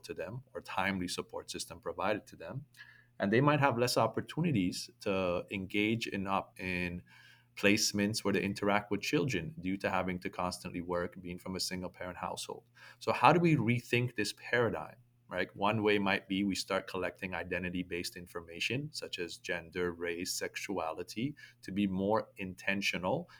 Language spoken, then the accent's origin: English; Toronto, Ontario, Canada; me growing up in toronto